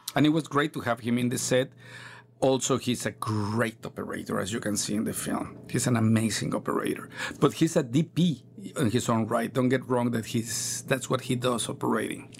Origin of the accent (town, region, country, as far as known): Mexico; English is a second language